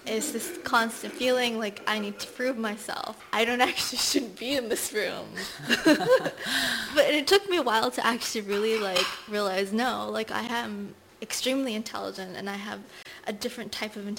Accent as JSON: {"language": "English", "country": "Nigeria", "tie": "born or raised there", "moved": "yes", "said": "So I was born in Nigeria. I had always wanted to go back, and I finally went back last year after nearly 30 years."}